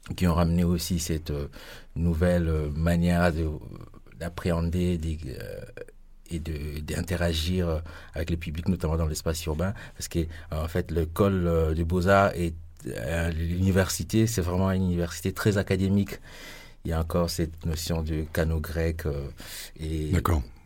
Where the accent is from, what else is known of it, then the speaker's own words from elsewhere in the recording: Kinshasa, DR Congo; moved away as an adult; also born or lived in Aru, eastern Congo; now in Strasbourg, France; je suis grandi à Kinshasa, mais je suis né dans l'est du Congo, dans la région de Grand Lac, précisément à Haru, et j'ai grandi à Kinshasa